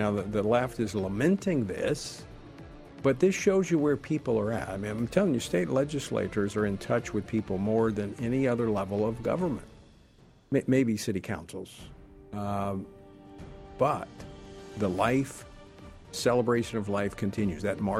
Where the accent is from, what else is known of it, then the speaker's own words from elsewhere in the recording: Louisiana, United States; moved away; my home state of Louisiana